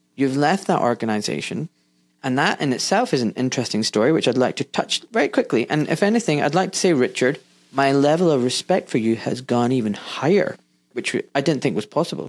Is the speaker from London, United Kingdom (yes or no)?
no; Scotland, United Kingdom; moved away as an adult; now in England; I was born in Scotland. I now live in England, but when I was in Scotland doing med school